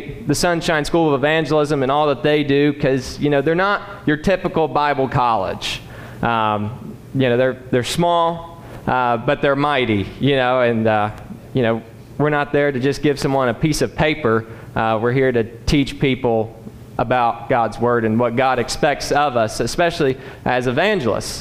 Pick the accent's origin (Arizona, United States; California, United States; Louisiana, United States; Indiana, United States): Indiana, United States; Rushville; I'm from Rushville, Indiana. Born and raised there on the family farm